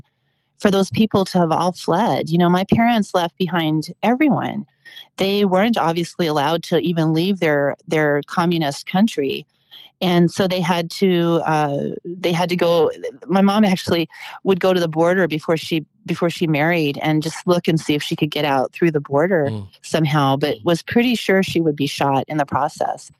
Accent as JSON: {"language": "English", "region": "West Coast", "country": "United States", "tie": "born or raised there", "said": "I grew up as a young child I grew up on the West Coast"}